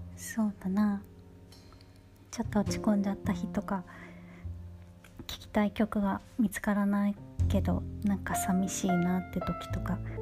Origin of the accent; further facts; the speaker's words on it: Tokyo, Japan; moved away as an adult; now in London, United Kingdom; 東京で生まれ育った私が